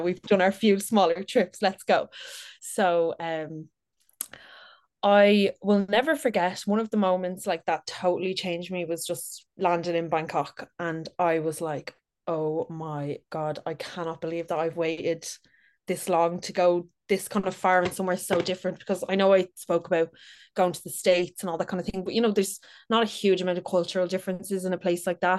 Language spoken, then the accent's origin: English; Dublin, Leinster, Ireland; I'm thirty, from Dublin. I've, born and raised in Dublin.